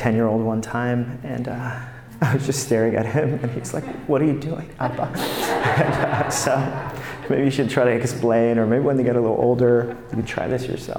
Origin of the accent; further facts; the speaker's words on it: New York, United States; Now, there's a part of me that as a New Yorker, I'm like, oh, that is so legalistic.